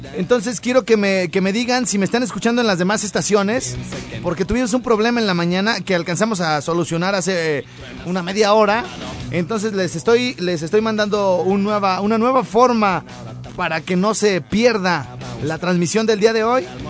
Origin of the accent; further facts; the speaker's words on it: Santa Ana, Michoacán, Mexico; toda la raza de mi pueblo de Santana